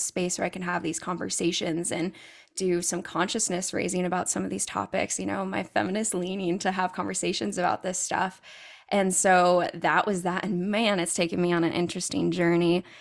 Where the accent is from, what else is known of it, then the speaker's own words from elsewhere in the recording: California, United States; I'm originally from California